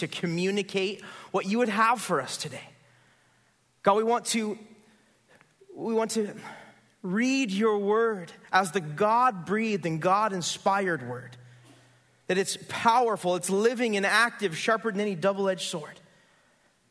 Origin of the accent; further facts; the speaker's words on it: Santa Barbara, California, United States; also born or lived in Goleta / Carpinteria; I grew up here. I grew up in Santa Barbara.